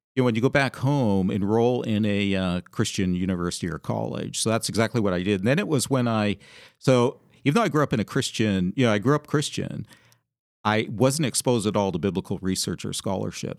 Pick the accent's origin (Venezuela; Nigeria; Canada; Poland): Canada; moved away as an adult; also born or lived in England / Georgia; now in Seattle area, United States; I grew up in Canada where the winters could be very harsh.